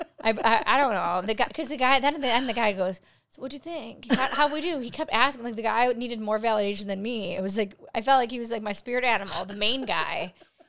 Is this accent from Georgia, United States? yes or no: no; Buffalo, New York, United States; I'm from Buffalo.